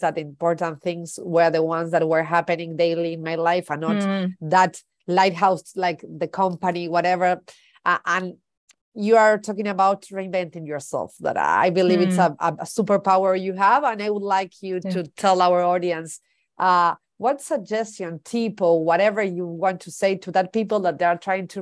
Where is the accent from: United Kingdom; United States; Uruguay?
Uruguay; English is a second language; I'm from Uruguay, Latin America